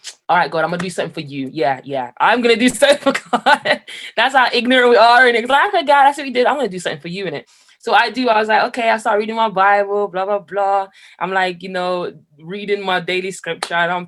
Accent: Jamaica; now in Birmingham, United Kingdom; I grew up in Jamaica

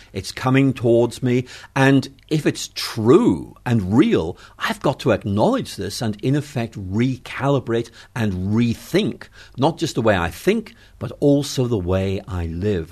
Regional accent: Belfast, Northern Ireland, United Kingdom; moved away as an adult; also born or lived in Oxford; I come from Northern Ireland. I was, like Lewis, I was born in Belfast

